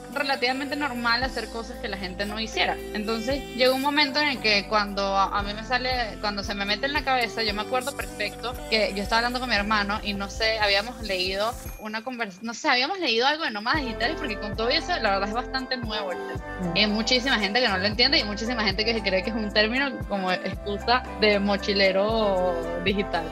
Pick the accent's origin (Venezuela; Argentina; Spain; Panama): Venezuela; moved away; also born or lived in Cancún, Mexico / Mexico City, Mexico; yo soy de Venezuela, pero emigré hace mucho tiempo